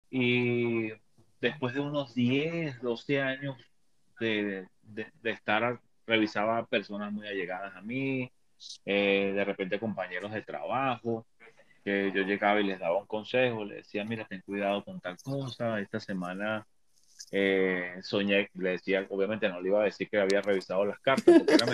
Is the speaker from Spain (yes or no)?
no; Venezuela; moved away; Yo soy un venezolano de un poquito más de 50 años de edad.